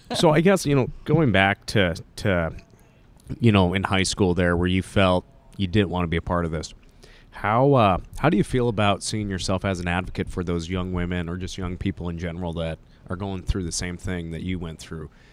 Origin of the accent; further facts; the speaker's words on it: Montana, United States; accent: Canadian, Montana; I got the Canadian, Montana accent